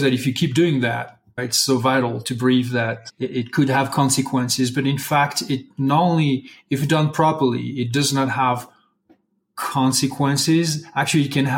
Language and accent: English; Brittany, France; English is a second language; moved away as an adult; now in Santa Fe, United States; I'm originally from Brittany, France